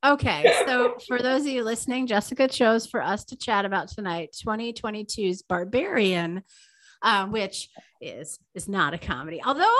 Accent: Green Bay, Wisconsin, United States; And I come from Green Bay, where the world's toilet paper is produced.

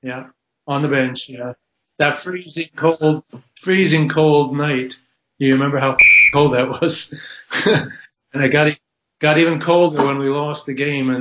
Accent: Toronto, Ontario, Canada; moved away as an adult; also born or lived in San Diego, United States; now in Cambridge, United Kingdom; I grew up in Toronto, Canada. So I played hockey through my youth up through high school. And I went to college in the States

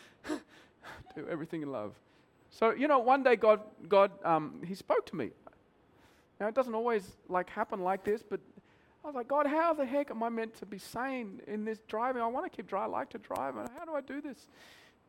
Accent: Australia; moved away as an adult; now in Mumbai, India; I'm Australian

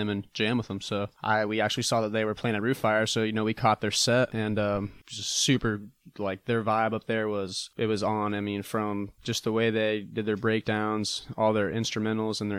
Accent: DeLand, Florida, United States; I was born in DeLand

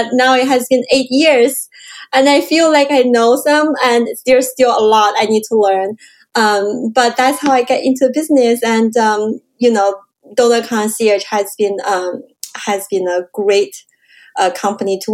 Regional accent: China; moved away as an adult; also born or lived in Canada; now in San Francisco, United States; I grew up in China, and I immigrated to Canada in 2003.

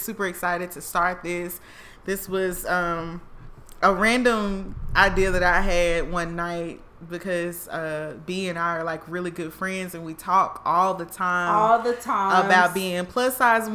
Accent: Canton, Mississippi, United States; accent: country; moved away as an adult; also born or lived in Houston, Texas / Jackson, Mississippi / Charlotte, North Carolina; I'm from Mississippi, Jackson/Canton. Nobody knows where Canton is unless you're from that area.

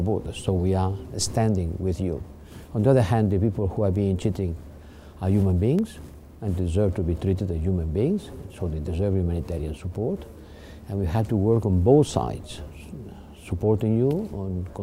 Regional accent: Spain; I'm coming from Spain.

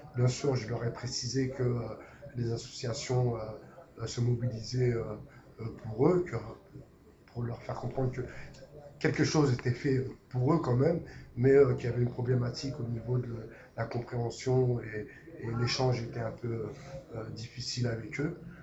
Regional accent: France; nous en tant que Français

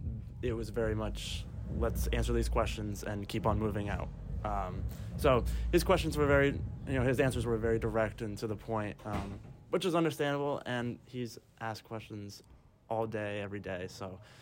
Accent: Maine, United States; born or raised there

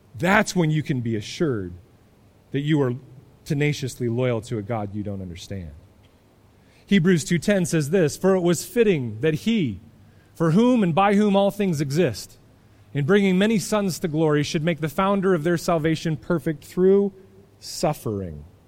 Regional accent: United States; as American Christians

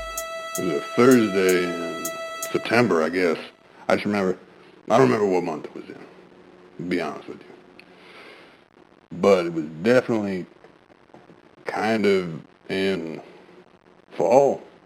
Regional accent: Blartsbury, Wisconsin, United States; I was driving through my hometown of Blartsbury, Wisconsin, and I was making a left, like I normally do.

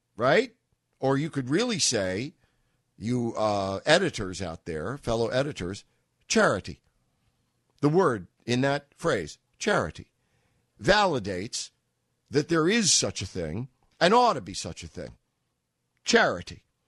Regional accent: New York, United States; I'm a New Yorker

